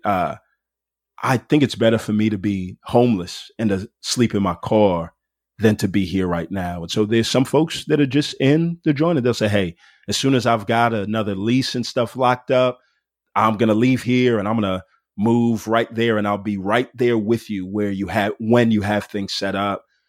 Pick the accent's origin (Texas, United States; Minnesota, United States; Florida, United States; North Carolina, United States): Texas, United States; Houston; moved away as an adult; also born or lived in Denton, Texas; now in Atlanta, United States; I grew up in Houston, Texas, and it was just a diverse place to grow up